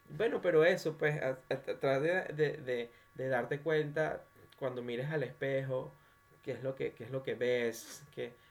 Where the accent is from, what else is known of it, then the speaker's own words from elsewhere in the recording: Maracay, Aragua, Venezuela; De Maracay.